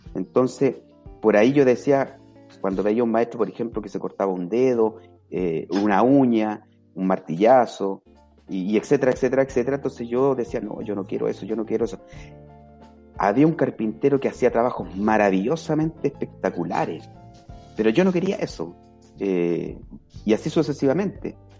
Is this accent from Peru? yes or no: no; Santiago, Santiago Metropolitan Region, Chile; moved away; also born or lived in Punta de Tralca; yo soy santiaguino, nacido en Santiago